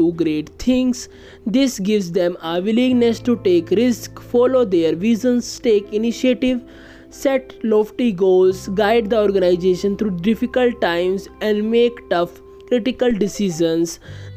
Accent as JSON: {"language": "English", "country": "India", "said": "I am from India."}